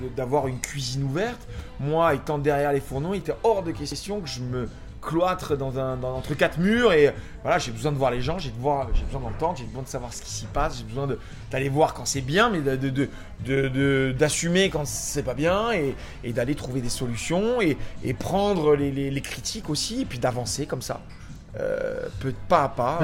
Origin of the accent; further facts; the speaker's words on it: Paris, Île-de-France, France; Je suis parisien